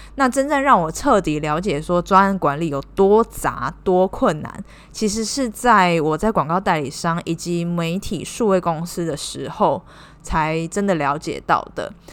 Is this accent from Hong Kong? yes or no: no; Taiwan; moved away as an adult; now in Cambodia; 我是台湾人，目前是在柬埔寨工作